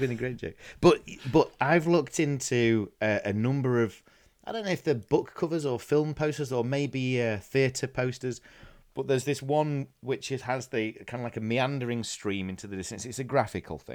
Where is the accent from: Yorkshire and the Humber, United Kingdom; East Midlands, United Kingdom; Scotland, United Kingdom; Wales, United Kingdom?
Yorkshire and the Humber, United Kingdom; Doncaster; where I'm from in is a place called Doncaster